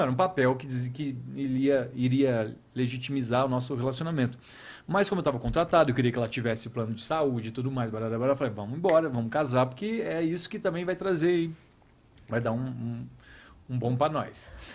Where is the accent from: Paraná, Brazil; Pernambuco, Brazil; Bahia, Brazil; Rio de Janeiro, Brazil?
Paraná, Brazil; interior of; moved away; eu sou do interior do Paraná